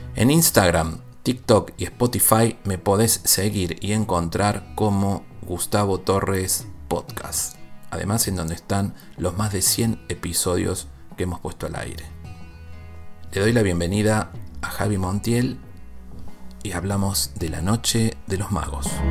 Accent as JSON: {"language": "Spanish", "region": "Córdoba", "country": "Argentina", "tie": "born or raised there", "said": "en mi provincia natal, Córdoba, Argentina"}